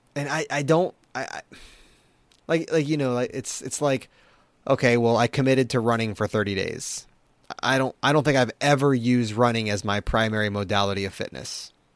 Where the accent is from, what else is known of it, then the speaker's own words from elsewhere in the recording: Baltimore, Maryland, United States; I was born in Baltimore, or in, in, uh, in the Maryland area